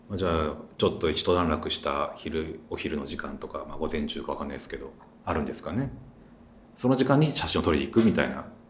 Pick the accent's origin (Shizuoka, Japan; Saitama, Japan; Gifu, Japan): Gifu, Japan; 僕は岐阜県出身なんですけど